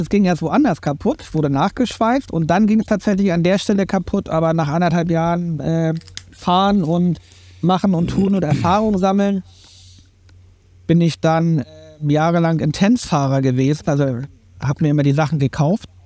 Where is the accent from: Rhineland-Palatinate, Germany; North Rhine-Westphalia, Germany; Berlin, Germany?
Berlin, Germany; moved away; also born or lived in Schleswig-Holstein; ich bin halt in Berlin äh, groß geworden